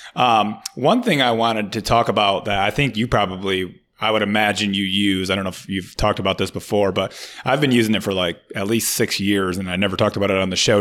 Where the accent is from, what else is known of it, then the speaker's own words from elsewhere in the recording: Michigan, United States; moved away as an adult; now in Florida, United States; I'm from Michigan